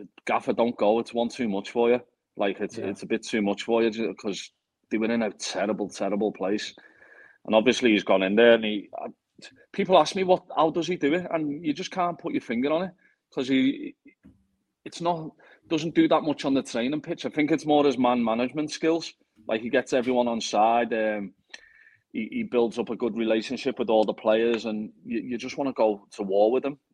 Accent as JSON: {"language": "English", "town": "Liverpool", "region": "North West England", "country": "United Kingdom", "said": "being a Scouser"}